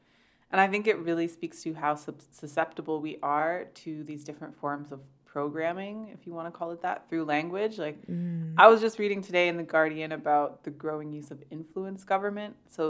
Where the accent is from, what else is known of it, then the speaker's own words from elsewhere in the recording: Canada; I'm Canadian